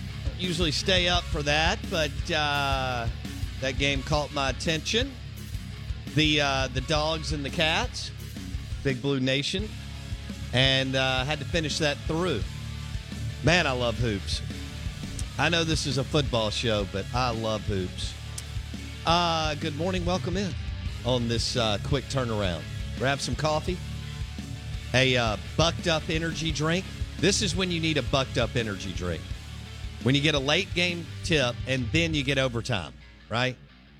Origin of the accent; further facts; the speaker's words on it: New Orleans, Louisiana, United States; Like some of you, I grew up in New Orleans, had family down there.